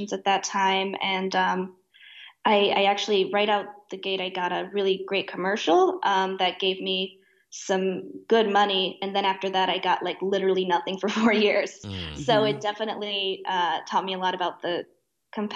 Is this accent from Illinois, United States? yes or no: yes; Oak Park, Illinois, United States; I grew up in Oak Park, which is just outside Chicago.